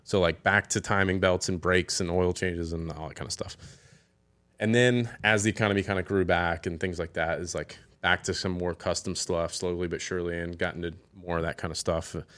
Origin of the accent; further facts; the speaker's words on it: Hilton Head Island, South Carolina, United States; growing up here